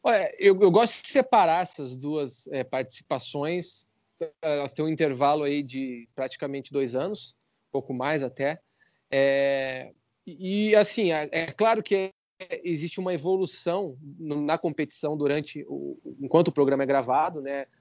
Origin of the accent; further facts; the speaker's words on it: Curitiba, Paraná, Brazil; eu sou de Curitiba